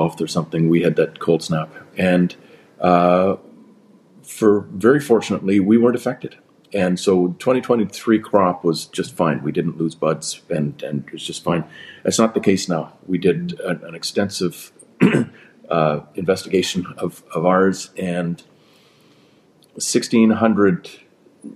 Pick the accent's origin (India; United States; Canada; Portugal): Canada; British Columbia; I'm a Canadian before I'm a British Columbian.